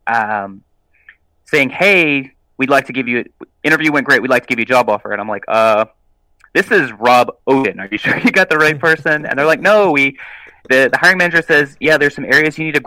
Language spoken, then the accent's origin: English; South Alabama, United States; I'm from South Alabama